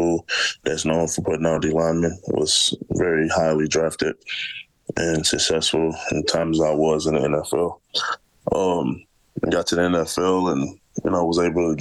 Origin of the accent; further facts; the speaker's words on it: St. Louis, Missouri, United States; moved away as an adult; now in Edmonton, Canada; I grew up in St. Louis, Missouri